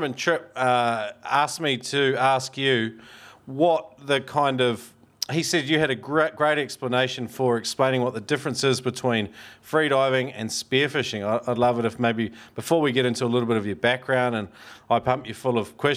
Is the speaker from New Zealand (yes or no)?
yes; New Zealand; I'm only from across that little ditch